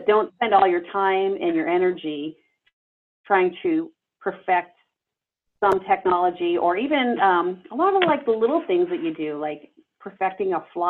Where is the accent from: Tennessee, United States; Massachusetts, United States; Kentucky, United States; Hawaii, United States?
Massachusetts, United States; Boston; now in Redondo Beach, United States; I'm originally from Boston